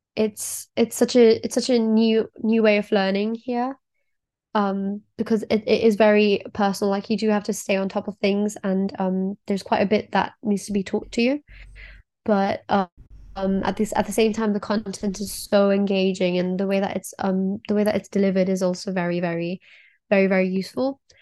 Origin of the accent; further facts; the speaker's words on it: Kenya; now in Oxford, United Kingdom; I'm also from Kenya